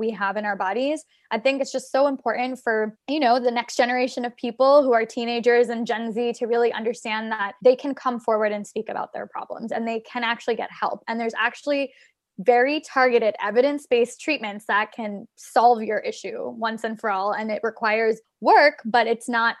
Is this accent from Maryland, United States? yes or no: yes; Maryland, United States; now in New York City, United States; I'm originally from Maryland. So I came to New York